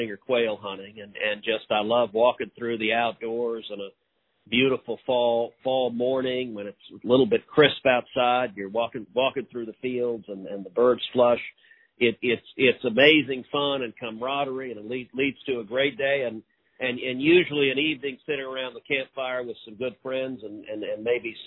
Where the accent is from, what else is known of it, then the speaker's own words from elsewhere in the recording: Houston, Texas, United States; I grew up in Houston, grew up doing more fishing than hunting.